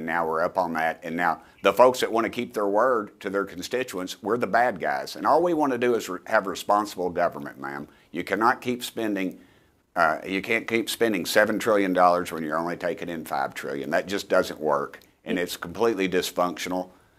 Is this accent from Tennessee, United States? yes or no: yes; Tennessee, United States; I'm from East Tennessee, I know you're a Jersey girl, hardworking people, ma'am